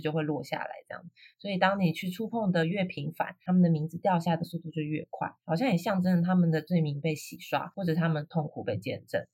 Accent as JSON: {"language": "Chinese", "country": "Taiwan", "said": "我有身为台湾人的认同啊，这里就是我的家，就是我的根啊，我活得很好"}